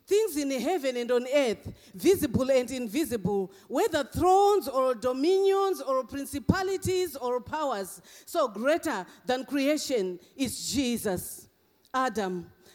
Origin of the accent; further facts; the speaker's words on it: Zimbabwe; also born or lived in England; now in Australia; Thank God for my accent. I come from Zimbabwe, I went to England, and I'm in Australia.